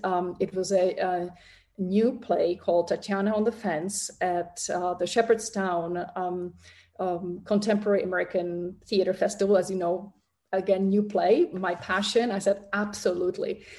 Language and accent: English; Prague, Czechia; moved away as an adult; I was born in Prague in um, Czechoslovakia at the time.